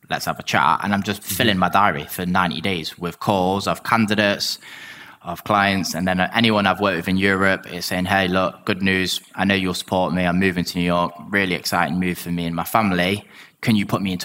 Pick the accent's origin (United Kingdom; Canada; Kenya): United Kingdom; England; I'm English